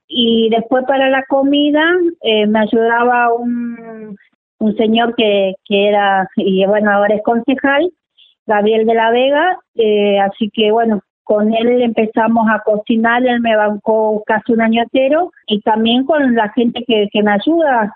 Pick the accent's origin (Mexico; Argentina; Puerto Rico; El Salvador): Argentina; Juan José Castelli, Chaco; moved away as an adult; now in Ushuaia, Argentina; yo soy oriunda de Juan José Castelli Chaco